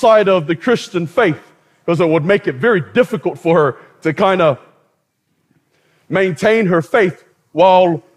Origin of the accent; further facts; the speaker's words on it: New Zealand; As a Polynesian growing up in New Zealand